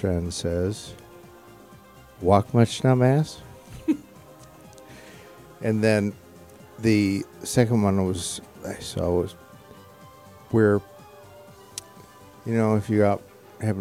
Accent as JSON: {"language": "English", "town": "Bay Village", "region": "Ohio", "country": "United States", "said": "I was from Bay Village"}